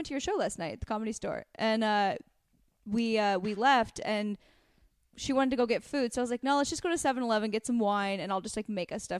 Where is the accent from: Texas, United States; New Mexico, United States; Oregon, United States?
Oregon, United States; Astoria; born or raised there